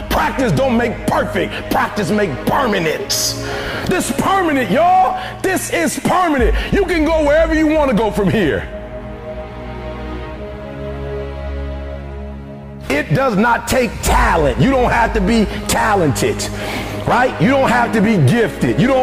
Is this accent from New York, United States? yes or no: no; Detroit, Michigan, United States; I'm from Detroit, homeless. Mama got pregnant with me at 17 years old